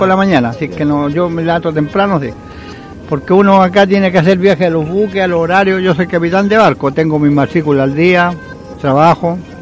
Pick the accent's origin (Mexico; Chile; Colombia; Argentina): Chile; Valparaíso; Y soy porteño de nacimiento y me gusta el mar acá